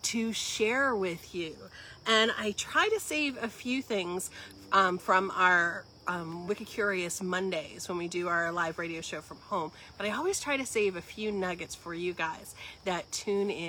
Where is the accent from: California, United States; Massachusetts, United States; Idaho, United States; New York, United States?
Massachusetts, United States; Western; I grew up in Western Massachusetts.